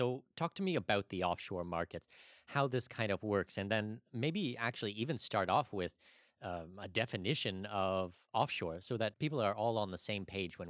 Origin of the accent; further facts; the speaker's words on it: Canada; moved away as an adult; now in Middle East; I'm Canadian